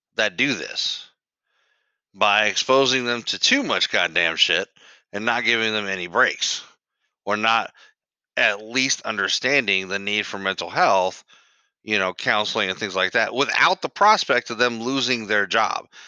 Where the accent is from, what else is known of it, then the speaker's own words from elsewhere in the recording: United States; I grew up in the United States of America